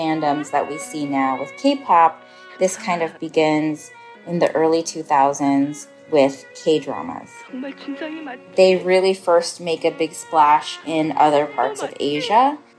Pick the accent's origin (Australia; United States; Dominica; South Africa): United States; California; I'm Korean American, second generation. I grew up in Southern California, which is home to the largest population of Koreans outside of Korea.